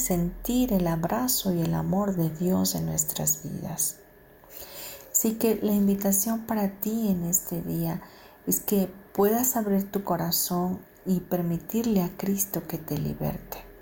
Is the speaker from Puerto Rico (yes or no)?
no; Mexico; los que somos de México, nuestro país